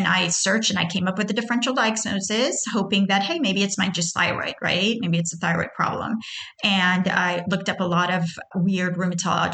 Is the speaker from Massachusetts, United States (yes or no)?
no; Houston, Texas, United States; also born or lived in Tehran, Iran; I was born in Tehran, Iran. I immigrated to the U.S., which is basically in Houston, Texas, at the age of 10